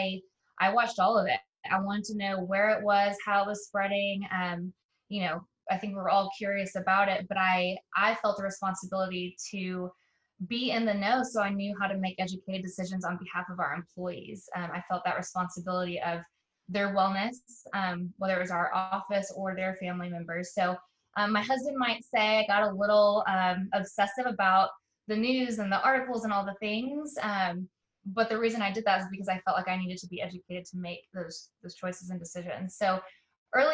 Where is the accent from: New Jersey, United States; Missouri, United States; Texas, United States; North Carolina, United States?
Texas, United States; Carrollton; I grew up in Carrollton, Texas